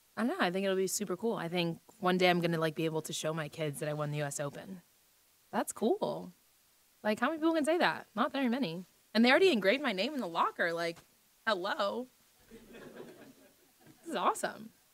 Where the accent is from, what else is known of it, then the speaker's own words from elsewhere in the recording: United States; being an American player